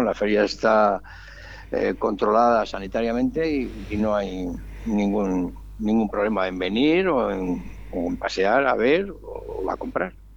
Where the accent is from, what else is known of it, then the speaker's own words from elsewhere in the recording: Santander, Cantabria, Spain; moved away; vengo de Santander